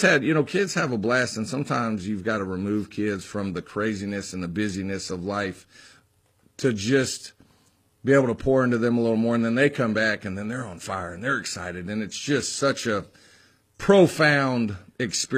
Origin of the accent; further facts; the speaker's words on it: Texas, United States; now in the South, United States; high school football was what I really, really was passionate about when I grew up in Texas